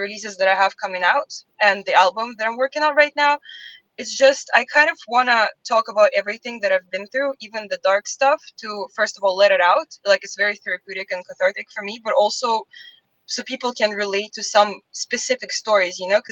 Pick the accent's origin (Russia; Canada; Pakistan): Russia; moved away; I'm from Russia